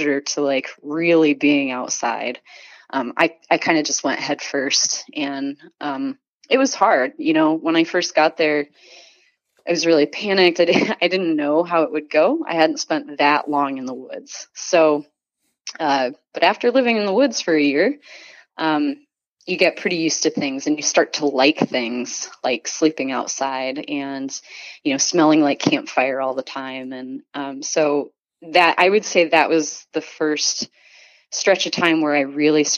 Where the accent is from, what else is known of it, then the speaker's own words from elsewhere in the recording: Iowa, United States; now in Minnesota, United States; So I grew up in Iowa, corn country.